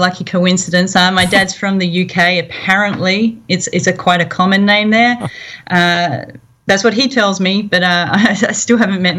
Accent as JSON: {"language": "English", "country": "Australia", "accent": "Australian", "said": "Accents from Australia. I started cooking really young in the Girl Scouts, and sort of kept at it my whole life, a lot of camping, that type of thing. I've moved around a lot, fairly nomadic"}